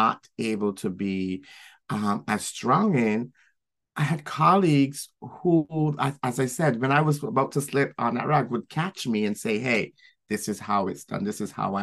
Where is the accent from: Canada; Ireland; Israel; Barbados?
Barbados; moved away as an adult; now in New York City, United States; growing up in Barbados. And then moving here